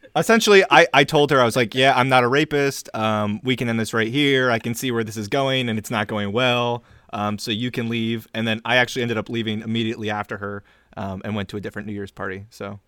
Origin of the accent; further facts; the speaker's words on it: United States; I am American